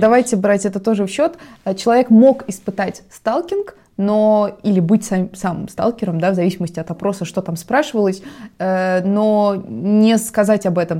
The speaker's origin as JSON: {"language": "Russian", "country": "Russia", "said": "у нас на родине"}